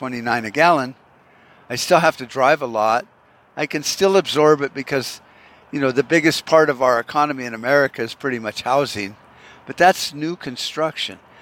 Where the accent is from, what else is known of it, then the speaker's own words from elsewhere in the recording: United States; also born or lived in Arizona; as an American